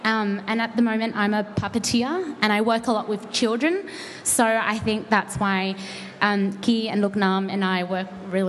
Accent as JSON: {"language": "English", "town": "Sydney", "region": "New South Wales", "country": "Australia", "accent": "Australian", "said": "as you can tell, I have an Australian accent and I'm from Sydney."}